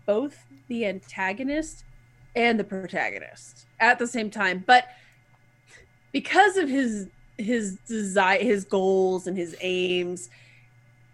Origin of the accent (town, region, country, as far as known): United States; accent: hick